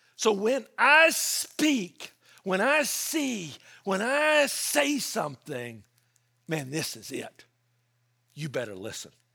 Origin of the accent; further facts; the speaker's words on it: Memphis, Tennessee, United States; now in California, United States; I grew up in Memphis